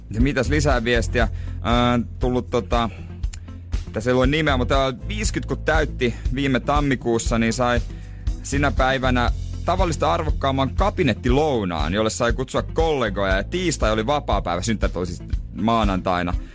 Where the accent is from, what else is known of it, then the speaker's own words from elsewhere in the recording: Ostrobothnia, Finland; moved away; also born or lived in Rauma; minä vaikka onkin Pohjanmaalta